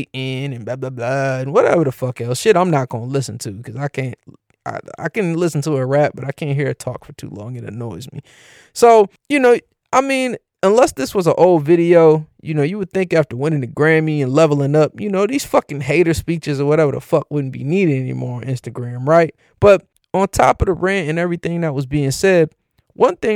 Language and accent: English; Cleveland, Ohio, United States; my hometown, Cleveland